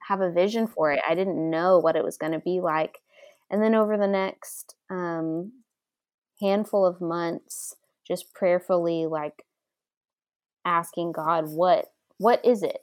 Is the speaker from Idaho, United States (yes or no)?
no; Dallas, Texas, United States; moved away as an adult; now in Franklin, United States; I'm from Dallas originally